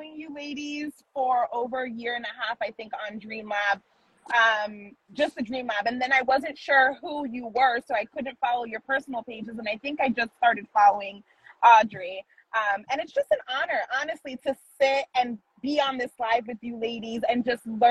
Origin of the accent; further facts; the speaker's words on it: New York City, New York, United States; I grew up in Manhattan